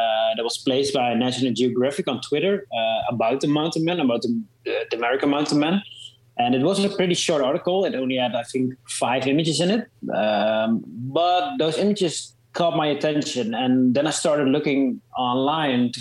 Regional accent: Netherlands; I'm a photographer from the Netherlands

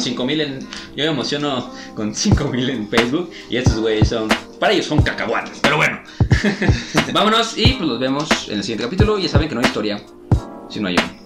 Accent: Mexico; aquí en México

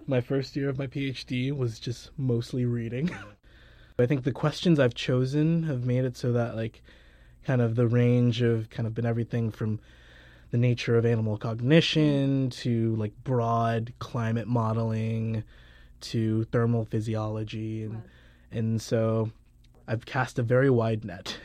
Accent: southern Georgia, United States; also born or lived in Caribbean; I was born in the Caribbean, spent a couple years there and then moved to so- southern Georgia

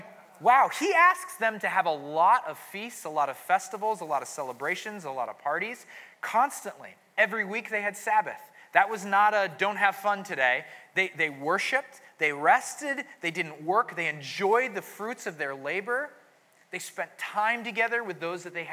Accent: New England, United States; I'm from New England, so the Puritans are like, they're in my relatives somewhere there

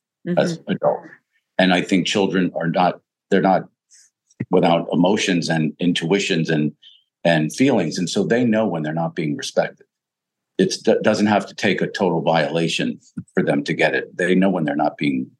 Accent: Pennsylvania, United States; I grew up in Pennsylvania, my dad was a coal miner

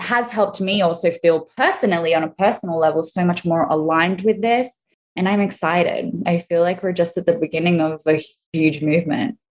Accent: Australia; accent: Australian; also born or lived in Italy; now in Florida, United States; I'm Australian and Italian. Obviously, you hear my Australian accent. So I've always lived between the two countries

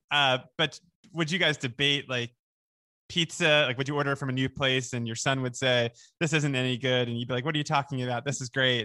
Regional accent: Oceanside, New York, United States; I grew up in Oceanside

